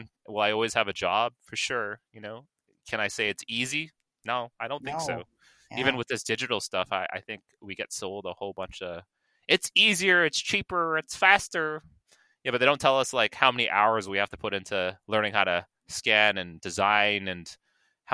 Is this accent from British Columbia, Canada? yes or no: no; Toronto, Ontario, Canada; My good friend of mine has a dental office in my hometown called Scarborough